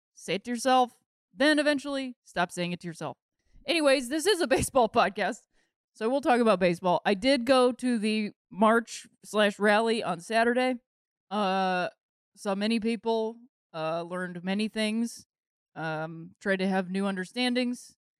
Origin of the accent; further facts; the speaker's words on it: Akron, Ohio, United States; my hometown of Akron